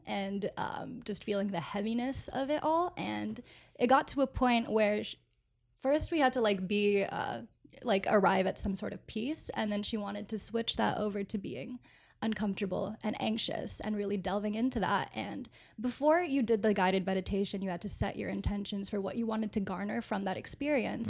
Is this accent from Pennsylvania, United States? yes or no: no; Orlando, Florida, United States; moved away; I grew up in Orlando